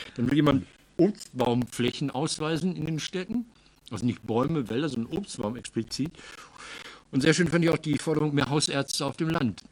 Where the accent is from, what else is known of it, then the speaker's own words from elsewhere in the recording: Marl, North Rhine-Westphalia, Germany; aus meiner Heimatstadt Marl